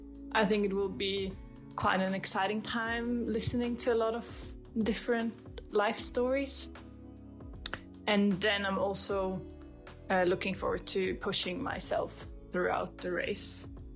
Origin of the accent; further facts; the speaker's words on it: Austria; English is a second language; moved away as an adult; now in Sweden; I'm from Austria originally, and now I live in Sweden. I moved here 2.5 years ago.